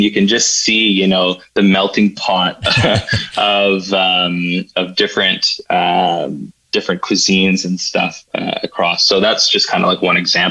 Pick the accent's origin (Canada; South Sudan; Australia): Canada; Ottawa, Ontario; also born or lived in Toronto; I'm born and raised in Ottawa